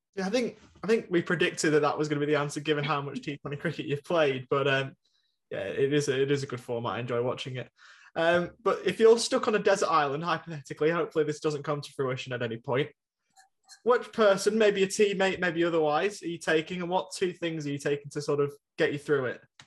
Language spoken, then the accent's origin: English; England, United Kingdom; now in Australia; we're both English